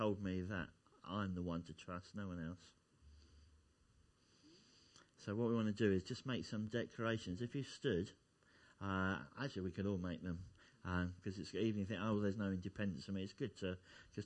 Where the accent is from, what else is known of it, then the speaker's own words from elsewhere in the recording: Essex, East of England, United Kingdom; now in Kettering, United Kingdom; I come from Essex originally